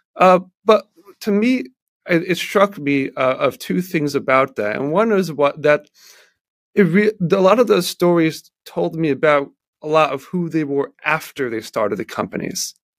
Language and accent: English; Baltimore, Maryland, United States; I am from Baltimore, Maryland